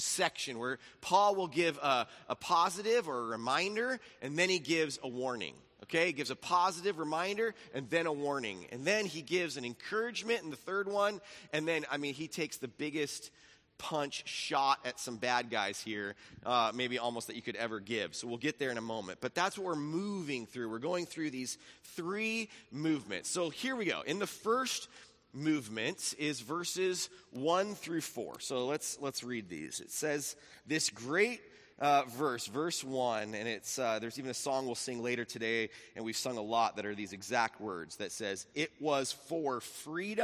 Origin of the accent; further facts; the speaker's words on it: Laguna Beach, California, United States; I grew up in Laguna Beach, then we moved to Capo Beach, so all the cities I lived in had the word beach in them